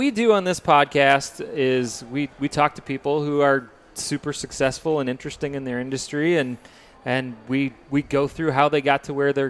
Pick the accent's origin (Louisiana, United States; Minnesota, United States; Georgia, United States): Minnesota, United States; St. Michael; here in my hometown, St. Michael